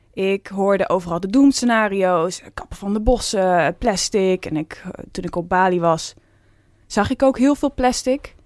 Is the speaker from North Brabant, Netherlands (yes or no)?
no; Veluwe, Gelderland, Netherlands; ik kom ook van de Veluwe. Ik was altijd in de bossen te vinden, boomhutten te maken